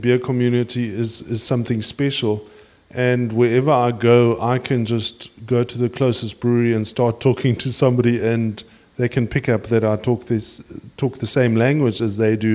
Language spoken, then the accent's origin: English; South Africa; as a South African